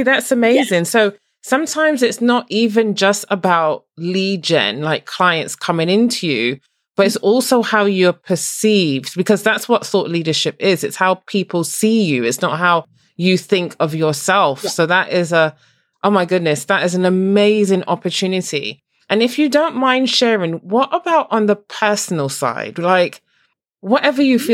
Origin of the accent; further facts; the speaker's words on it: Barbados; I'm from Barbados